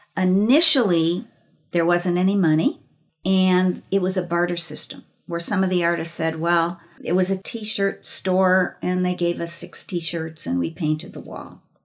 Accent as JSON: {"language": "English", "town": "Chicago", "region": "Illinois", "country": "United States", "tie": "born or raised there", "also_born_or_lived": "Los Angeles", "moved": "yes", "lives_now": "St. Petersburg, United States", "said": "I grew up in Chicago"}